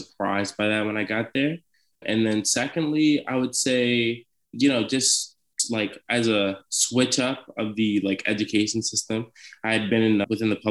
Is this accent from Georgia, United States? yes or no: no; Washington, District of Columbia, United States; I'm originally from the Washington, D.C. area